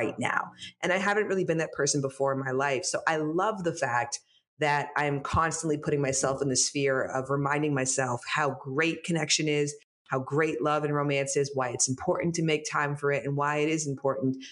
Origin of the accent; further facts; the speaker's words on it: Toronto, Ontario, Canada; now in Los Angeles, United States; I live in Los Angeles. I'm from Toronto